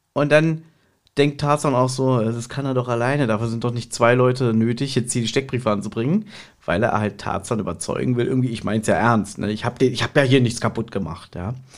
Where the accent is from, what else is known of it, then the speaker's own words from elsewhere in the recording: Berlin, Germany; ich als Berliner, der auch hier äh, geboren ist